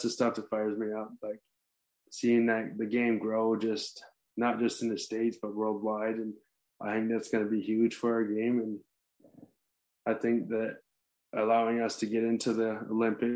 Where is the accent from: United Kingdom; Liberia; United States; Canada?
Canada; Six Nations Reserve, Ontario; I'm a Native American, I'm Mohawk, I'm from Six Nations Reserve in Ontario